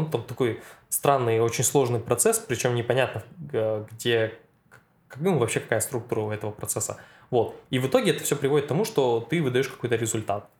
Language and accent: Russian; Satpayev, Karaganda Region, Kazakhstan; moved away as an adult; now in Novosibirsk, Russia; родился я в таком неизвестном городе под названием Сатпаев. Это в Казахстане.